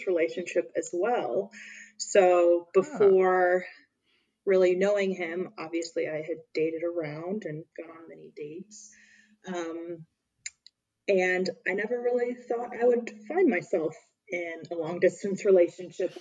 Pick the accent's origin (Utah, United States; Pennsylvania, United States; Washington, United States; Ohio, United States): Ohio, United States; Hamilton; moved away as an adult; now in Chicago, United States; I am originally from Cincinnati, Ohio area, in a small town called Hamilton, Ohio